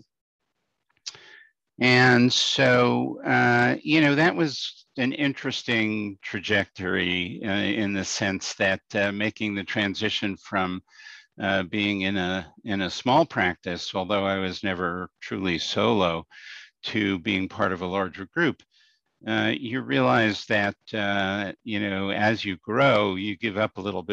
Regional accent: New York City, New York, United States; moved away as an adult; also born or lived in Albany, New York; now in Schenectady, United States; I grew up in Brooklyn in New York City

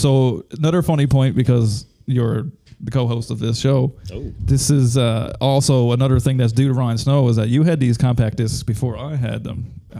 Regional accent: Newfoundland and Labrador, Canada; We are Canadians. We're from Newfoundland.

